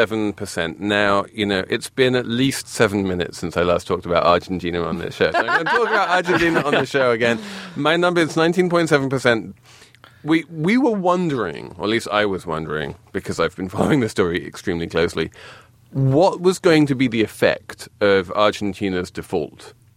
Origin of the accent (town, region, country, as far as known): England, United Kingdom